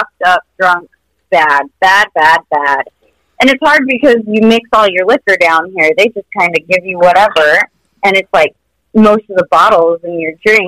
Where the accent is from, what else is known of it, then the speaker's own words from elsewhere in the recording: Minnesota, United States; also born or lived in Utah; now in Mexico; I grew up in Minnesota, so my O's